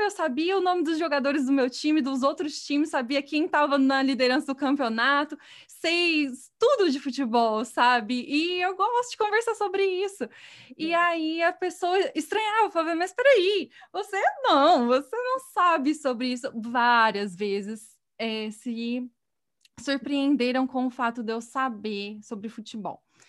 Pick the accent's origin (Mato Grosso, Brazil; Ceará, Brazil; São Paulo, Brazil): São Paulo, Brazil; Batatais; moved away as an adult; eu sou do interior, né, eu sou de Batatais, que é uma cidade pequena no estado de São Paulo